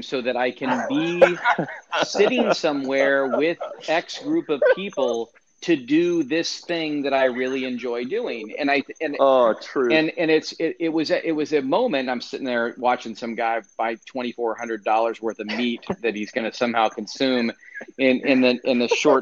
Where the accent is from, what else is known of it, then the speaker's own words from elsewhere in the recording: Fort Wayne, Indiana, United States; I'm from Fort Wayne, Indiana.